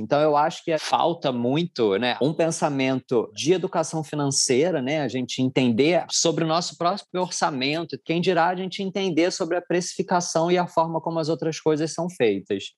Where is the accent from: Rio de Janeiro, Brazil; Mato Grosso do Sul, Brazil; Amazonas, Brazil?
Rio de Janeiro, Brazil; eu também sou carioca